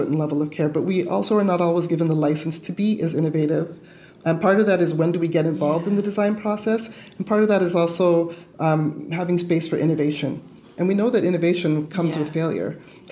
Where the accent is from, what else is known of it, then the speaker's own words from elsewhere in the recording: Canada; I'm Canadian, so I'm a Canadian water resources engineer